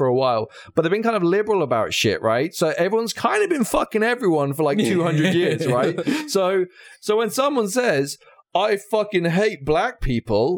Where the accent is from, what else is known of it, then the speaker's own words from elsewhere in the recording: United Kingdom; as a Brit